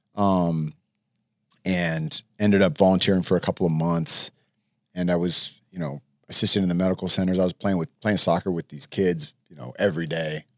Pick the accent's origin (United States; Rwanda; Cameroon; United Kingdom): United States; El Cerrito, California; also born or lived in Oak Ridge, Tennessee; I grew up mostly in El Cerrito